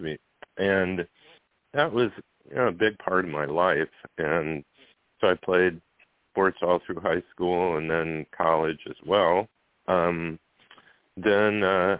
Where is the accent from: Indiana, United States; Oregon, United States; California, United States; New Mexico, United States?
Indiana, United States; Goshen; also born or lived in Fort Leonard Wood, Missouri; moved to Goshen, Indiana, and that's where I grew up.